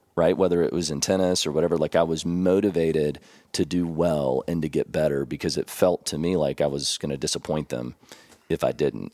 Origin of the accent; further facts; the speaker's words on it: Elizabethtown, Kentucky, United States; moved away as an adult; also born or lived in San Antonio, Texas; now in Tennessee, United States; I grew up in Elizabethtown, Kentucky. We called it E-Town